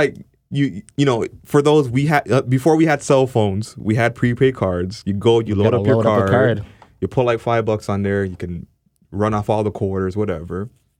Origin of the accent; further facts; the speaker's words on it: Canada; especially being a Canadian artist.